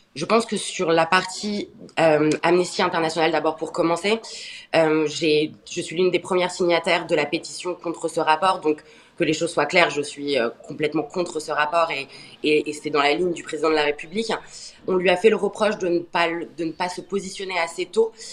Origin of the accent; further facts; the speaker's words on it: France; en tant que Français